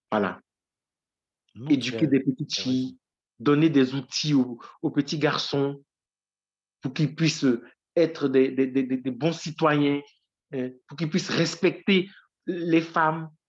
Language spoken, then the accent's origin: French; Issia, Sassandra-Marahoué, Côte d’Ivoire; au profit de l'enfance et de la jeunesse de ma ville natale, qui est située à 350 km de la Côte d'Ivoire et qu'on appelle Issia.